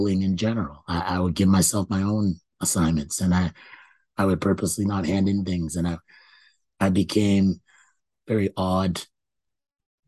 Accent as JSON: {"language": "English", "country": "Canada", "tie": "born or raised there", "said": "I thought I was born in Canada"}